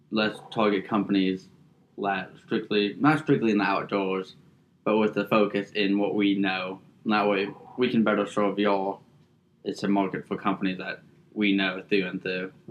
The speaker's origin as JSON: {"language": "English", "town": "Fort Lauderdale", "region": "Florida", "country": "United States", "tie": "born or raised there", "said": "All right, so I was born and raised in Fort Lauderdale, and my family's actually from the Bahamas. So I've pretty much been on the water my whole life, through and through."}